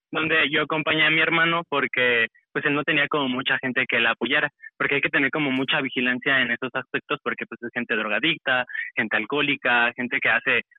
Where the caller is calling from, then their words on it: Mexico City, Mexico; Eh, de Ciudad de México.